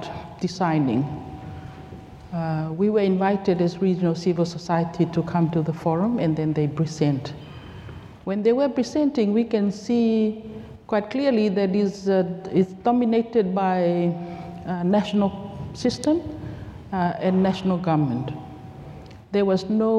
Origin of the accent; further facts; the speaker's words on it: Tonga; moved away as an adult; now in Fiji; I'm from Tonga. I moved to work in Fiji in 2018